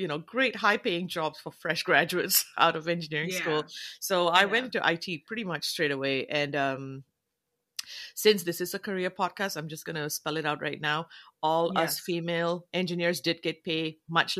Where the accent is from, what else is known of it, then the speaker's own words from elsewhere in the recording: Malaysia; moved away; also born or lived in Canada / New Zealand; being of South Asian background, but I'm from Malaysia